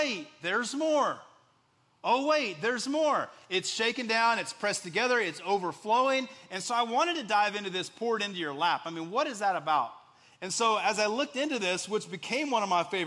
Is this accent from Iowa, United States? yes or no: no; West Texas, United States; moved away as an adult; also born or lived in Central Indiana; now in Indiana, United States; growing up in West Texas